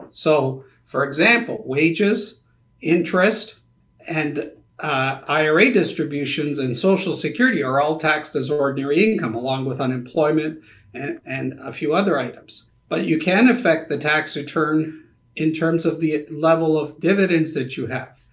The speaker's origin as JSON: {"language": "English", "country": "Canada", "moved": "yes", "lives_now": "United States", "said": "being also a Canadian"}